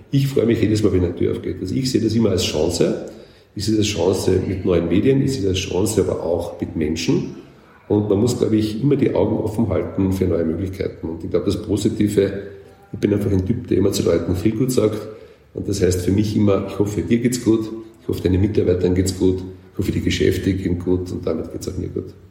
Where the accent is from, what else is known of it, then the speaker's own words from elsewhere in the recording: Carinthia, Austria; Ich als Kärntner kann das beurteilen.